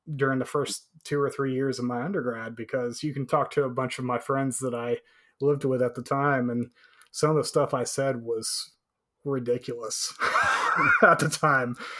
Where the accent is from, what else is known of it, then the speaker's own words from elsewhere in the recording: Canyon, Texas, United States; my hometown Canyon, Texas had uh, upwards of eighteen thousand.